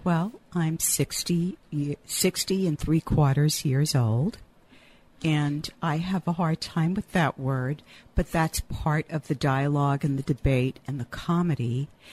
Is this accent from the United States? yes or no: yes; Louisiana, United States; now in San Francisco, United States; And I am Cajun. I grew up in a little hick town in Louisiana